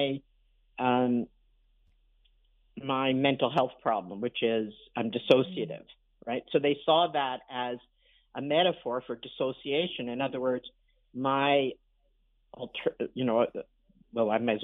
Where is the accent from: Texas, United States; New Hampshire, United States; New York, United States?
New York, United States; New York City; also born or lived in Montreal; now in Toronto, Canada; growing up in Brooklyn. And also, you know, it's a kind of joke, but Brooklyn, I'm a Brooklyn Jew